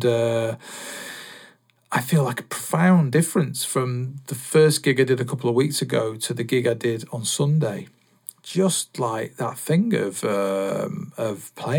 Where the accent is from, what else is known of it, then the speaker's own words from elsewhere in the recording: Salford, North West England, United Kingdom; I was born in Salford